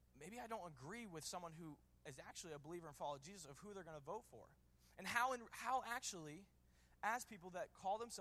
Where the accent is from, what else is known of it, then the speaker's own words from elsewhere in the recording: Washington, District of Columbia, United States; I grew up in D.C.